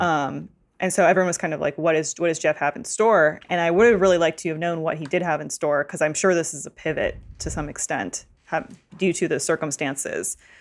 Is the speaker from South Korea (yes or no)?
no; Canada